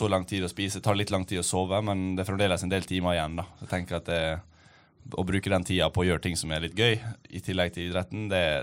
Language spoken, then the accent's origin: Norwegian; Ålesund, Møre og Romsdal, Norway; Ja, jeg er 27 nå, og jeg begynte å ro når jeg var 11. Så jeg har tatt noen tak. Jeg begynte å ro i Ålesund, der jeg kommer fra.